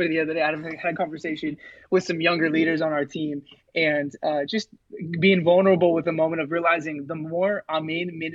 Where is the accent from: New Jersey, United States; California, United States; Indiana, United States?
California, United States; Rocklin; moved away as an adult; also born or lived in Modesto, California; now in Olympia, United States; I grew up in the Rockland area of California, which is right outside of Sacramento